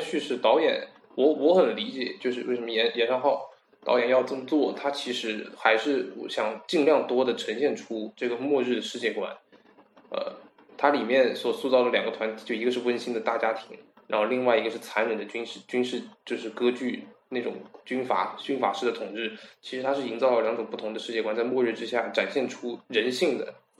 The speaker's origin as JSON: {"language": "Chinese", "country": "South Korea", "second_language": "Chinese", "said": "导演是在把西方的东西往往上面套，因为正常来讲，我们韩国人没有这种习惯"}